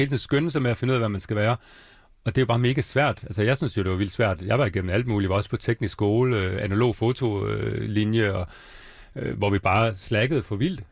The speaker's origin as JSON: {"language": "Danish", "town": "Svendborg", "region": "Southern Denmark", "country": "Denmark", "also_born_or_lived": "Bornholm", "moved": "yes", "said": "jeg er egentlig fra Svendborg, jeg er fra 83, jeg er 36 år."}